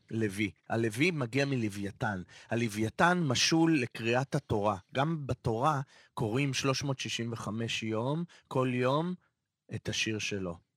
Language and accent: Hebrew; Israel; נקודת הפנים שלי, ישראל. אה, וואלה, מהמקום הקלישאה הכי פשוטה. פה נולדתי, פה גודלים ילדיי